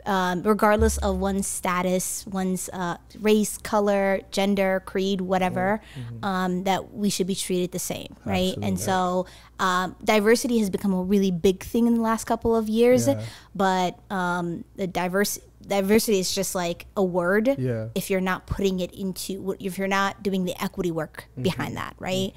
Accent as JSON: {"language": "English", "town": "St. Louis Park", "region": "Minnesota", "country": "United States", "tie": "born or raised there", "also_born_or_lived": "Somalia / Kenya"}